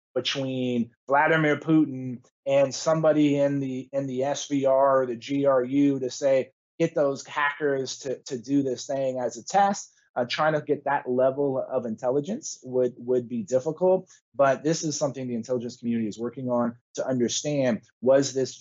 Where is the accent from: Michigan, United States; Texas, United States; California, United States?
Texas, United States; my home state of Texas